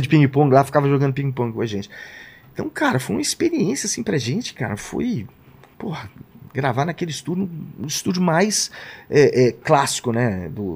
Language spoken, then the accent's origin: Portuguese; Brazil; a gente é do Brasil